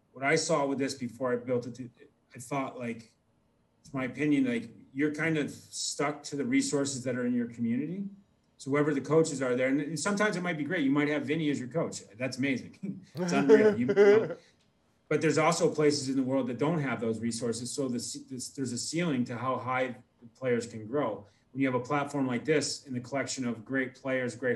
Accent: United States; I'm American

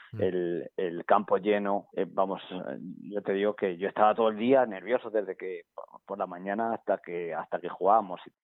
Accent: Villafranca de los Caballeros, Castilla-La Mancha, Spain; moved away; en mi pueblo, en Villafranca

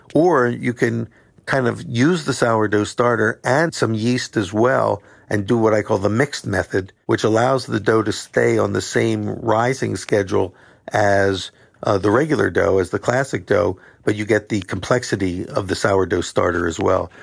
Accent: Philadelphia, Pennsylvania, United States; I'm from Philadelphia

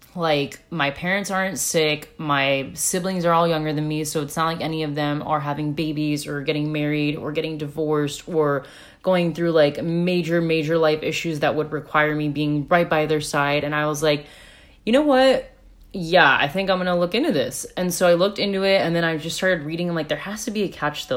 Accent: United States; moved away; I'm American.

